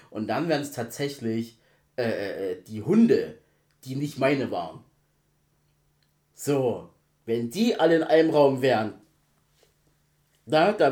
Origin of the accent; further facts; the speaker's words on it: Zwickau, Saxony, Germany; also born or lived in Dresden; Ich so, nein, ich komme auch aus Zwickau. da habe ich beide {S1} Dialekte {S0} drin.